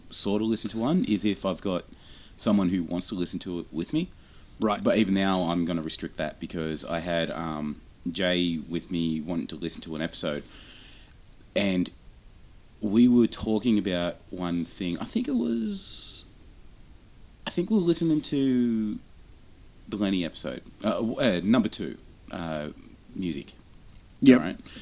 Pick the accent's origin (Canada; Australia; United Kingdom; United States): Australia; We're Australian